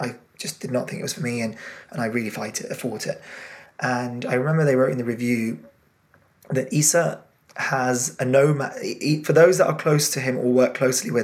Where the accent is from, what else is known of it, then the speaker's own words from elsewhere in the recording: England, United Kingdom; My family are Indian origin, from a very kind of old-fashioned community, and even in England, very traditional old-fashioned. And then obviously being British as well